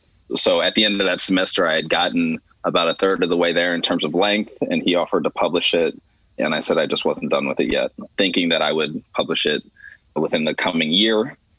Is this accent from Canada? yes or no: no; Philadelphia, Pennsylvania, United States; I grew up in Philly in predominantly white neighborhoods